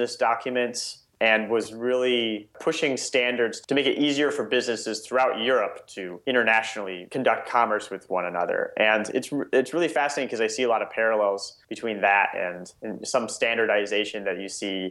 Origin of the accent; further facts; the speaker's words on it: Nebraska, United States; my entire childhood, I grew up in Nebraska.